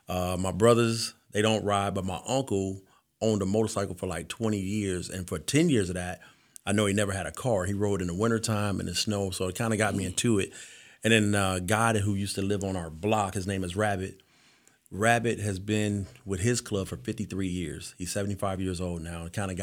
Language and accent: English; Detroit, Michigan, United States; So, actually, I grew up in Detroit, Michigan. First person to ever graduate from high school in my family.